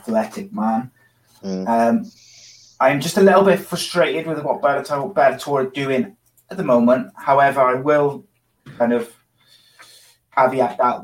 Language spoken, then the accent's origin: English; Wales, United Kingdom; as a Welshman